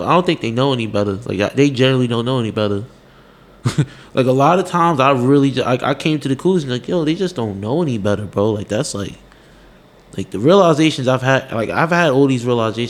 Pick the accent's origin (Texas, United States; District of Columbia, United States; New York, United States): New York, United States; New York City; also born or lived in Staten Island, New York; I'm really from Brownsville, Brooklyn. I used to live in Brownsville houses. I moved when I was 8